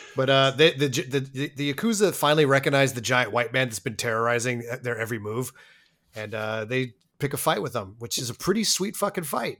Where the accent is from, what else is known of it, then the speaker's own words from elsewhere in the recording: Colorado, United States; I was born in Colorado